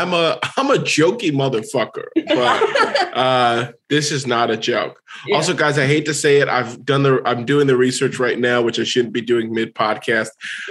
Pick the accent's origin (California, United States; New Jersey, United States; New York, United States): California, United States; Los Angeles; also born or lived in Boston; I am from Los Angeles, California. I'm born and raised here. So I grew up here. I left to go to school in Boston, down the green line from you guys at BC. And then I came back.